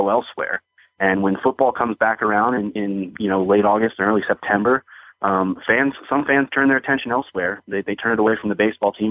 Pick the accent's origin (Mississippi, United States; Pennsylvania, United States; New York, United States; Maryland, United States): Maryland, United States; Bel Air; only because I grew up uh, you know, in Maryland. I grew up in the Baltimore area, right up there in Bel Air, and spent